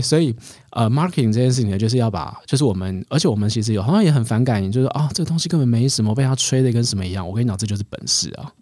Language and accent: Chinese; Taiwan; 我们台湾人能够想到的就是，哎，你去想到一个 idea，我用最低的成本